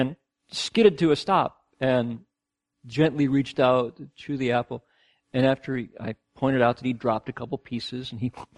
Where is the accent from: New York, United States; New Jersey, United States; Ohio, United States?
Ohio, United States; now in Australia; growing up in Ohio the way I did